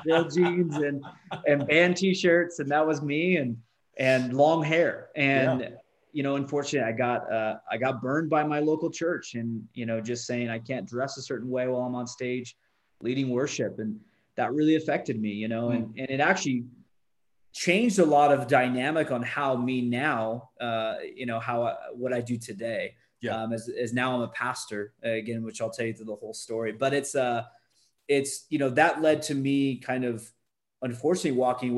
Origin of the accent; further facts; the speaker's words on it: California, United States; now in Utah, United States; Born and raised in California, now I live in Utah out of all places